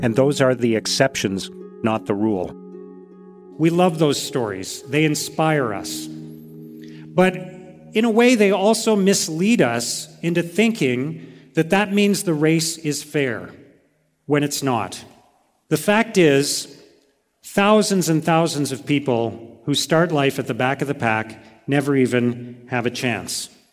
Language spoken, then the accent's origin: English; Canada; born in Canada, as I was